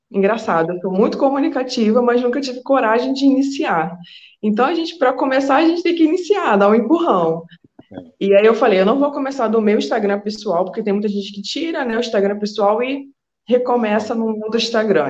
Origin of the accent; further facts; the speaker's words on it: Niterói, Rio de Janeiro, Brazil; accent: carioca; moved away as an adult; also born or lived in Cabo Frio, Brazil; now in Coimbra, Portugal; Mas eu sou de Niterói, São Gonçalo ali, tudo no mesmo, no mesmo barco.